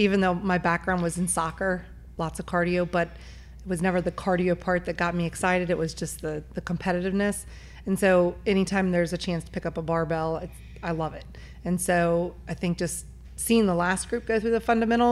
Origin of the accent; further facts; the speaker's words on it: Northern Kentucky, United States; I grew up in Northern Kentucky, and so never really left